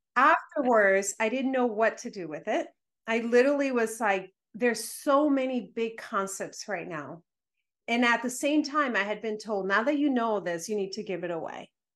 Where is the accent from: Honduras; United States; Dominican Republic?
Dominican Republic; I was raised in the Dominican Republic